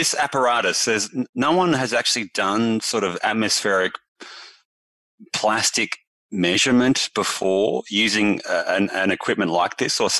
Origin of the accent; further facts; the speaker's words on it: Bendigo, Victoria, Australia; That's my hometown, Janice, by the way.